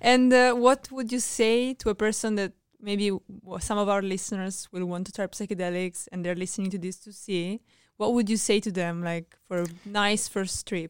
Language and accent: English; Italy; I'm from Italy